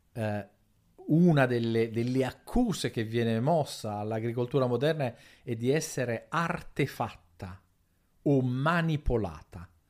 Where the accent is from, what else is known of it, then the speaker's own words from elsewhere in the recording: Naples, Campania, Italy; io vengo da Napoli